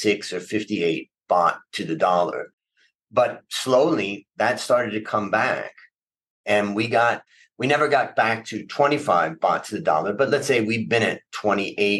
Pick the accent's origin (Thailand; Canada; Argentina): Thailand